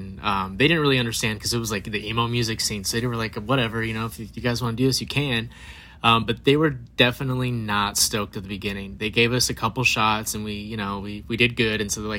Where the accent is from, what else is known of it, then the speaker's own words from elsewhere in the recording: Phoenix, Arizona, United States; actually, we're from Arizona.